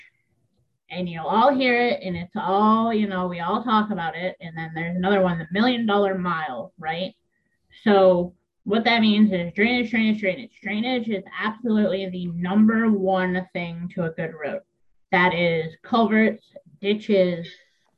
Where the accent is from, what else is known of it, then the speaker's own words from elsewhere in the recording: Michigan, United States; moved away as an adult; now in Maine, United States; in my home state of Michigan still.